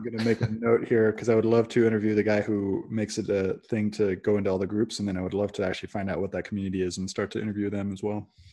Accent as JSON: {"language": "English", "area": "Silicon Valley", "region": "California", "country": "United States", "tie": "born or raised there", "also_born_or_lived": "Brazil", "moved": "yes", "said": "I grew up in Silicon Valley"}